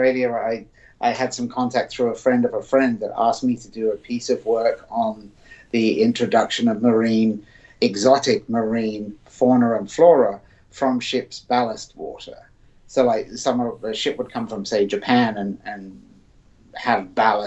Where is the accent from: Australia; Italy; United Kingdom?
United Kingdom; Surrey, South East England; I grew up in England in a county called Surrey.